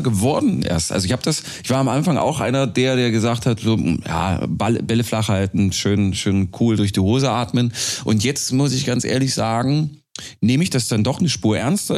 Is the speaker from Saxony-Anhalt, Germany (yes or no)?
yes; small village near Bitterfeld, Saxony-Anhalt, Germany; accent: Sachsen-Anhaltisch; moved away; Ich komme ursprünglich äh, aus einem 529 Seelenort in der Nähe der ehemals dreckigsten Stadt Europas.